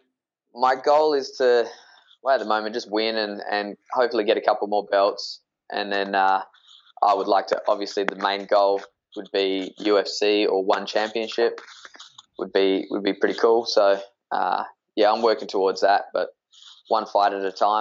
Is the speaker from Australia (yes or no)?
yes; Perth, Western Australia, Australia; born or raised there